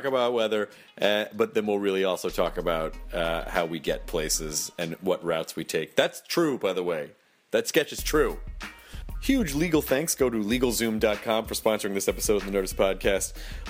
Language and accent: English; California, United States; now in Indiana, United States; It's really cold here in Indiana. Not to the people who live here, of course, but we're from California, and our skin is made of phyllo dough.